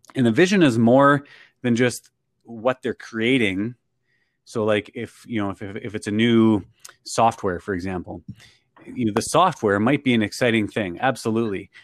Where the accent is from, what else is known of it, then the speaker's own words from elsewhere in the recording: Canada; I'm from Canada